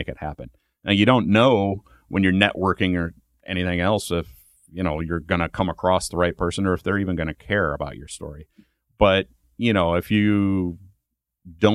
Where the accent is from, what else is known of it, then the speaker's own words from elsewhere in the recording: Ohio, United States; moved away; I grew up in Ohio